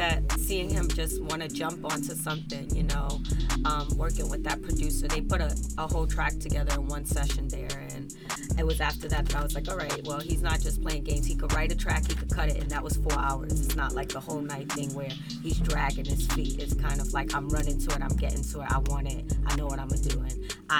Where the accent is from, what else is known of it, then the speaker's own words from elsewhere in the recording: New York City, New York, United States; now in Miami, United States; I'm from Brooklyn, New York.